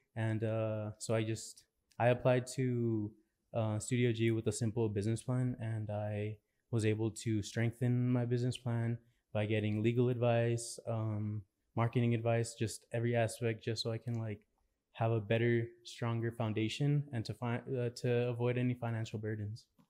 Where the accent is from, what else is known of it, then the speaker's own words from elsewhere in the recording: El Paso, Texas, United States; I'm from El Paso.